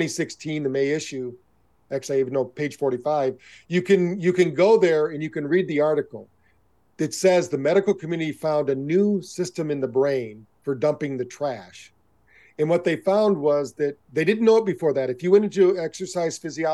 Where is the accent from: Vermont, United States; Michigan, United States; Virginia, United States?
Michigan, United States; I grew up around in Michigan